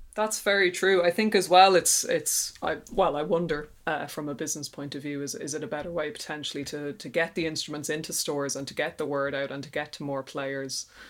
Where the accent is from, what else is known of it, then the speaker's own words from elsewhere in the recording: Ireland; accent: Irish; my handy Irish accent